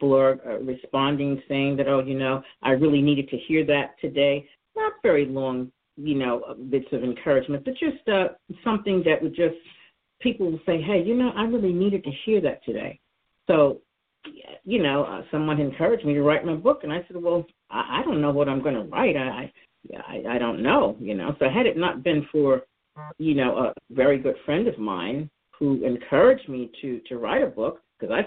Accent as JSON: {"language": "English", "town": "New York City", "region": "New York", "country": "United States", "tie": "born or raised there", "moved": "as an adult", "lives_now": "Philadelphia, United States", "said": "I'm originally from New York. I was born and raised there"}